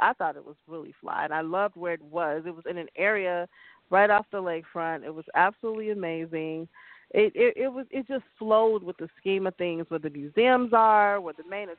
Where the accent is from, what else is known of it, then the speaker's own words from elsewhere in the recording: Chicago, Illinois, United States; I'm from Chicago